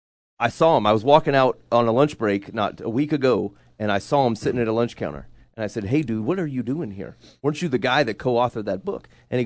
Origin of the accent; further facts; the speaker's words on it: Altoona, Pennsylvania, United States; And so I drove to Altoona because I'm from Altoona. I say, I know this place. I know this hood.